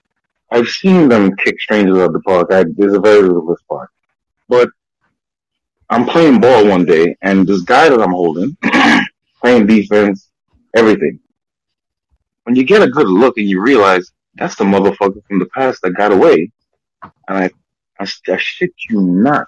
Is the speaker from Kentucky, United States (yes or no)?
no; New York City, New York, United States; also born or lived in Trinidad / Crown Heights / Bed-Stuy; I started off in Brownsville when I came up here from Trinidad.